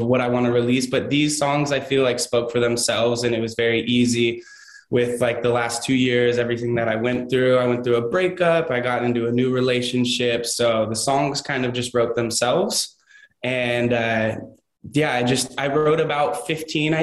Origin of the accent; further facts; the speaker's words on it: Orange County, California, United States; I'm from Orange County